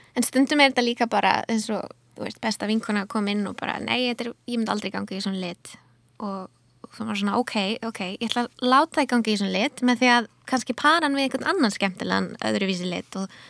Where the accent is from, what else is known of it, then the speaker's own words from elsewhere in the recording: Akureyri, Northeastern Region, Iceland; moved away as an adult; also born or lived in London; now in Reykjavík, Iceland; ég fætti á upplæðinu á Akureyri og flutti, ég reyni flutti til London þegar ég var nýjútskrifuð